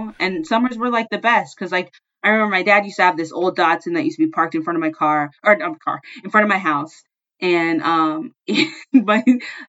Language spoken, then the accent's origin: English; Seattle area, Washington, United States; in 6th grade, I'd hop on a bus in downtown and take it all the way into Seattle